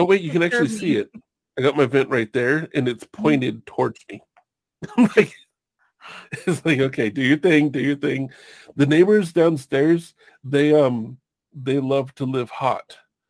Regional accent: Long Beach, California, United States; also born or lived in Hawaii; now in Washington, United States; I grew up in Long Beach.

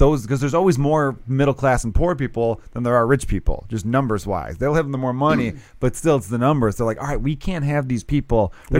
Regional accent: United States; You know, I'm still an American.

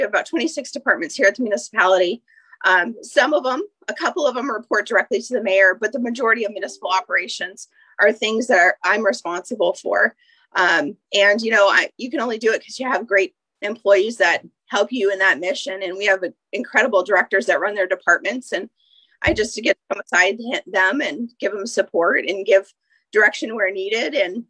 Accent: Eagle River, Alaska, United States; No, I grew up in Chugach Eagle River from about eighth grade on. I went to UAA.

